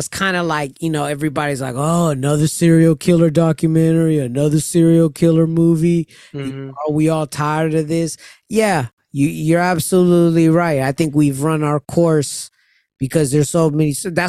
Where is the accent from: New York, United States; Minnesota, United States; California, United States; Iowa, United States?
New York, United States; Amityville; I'm from Amityville.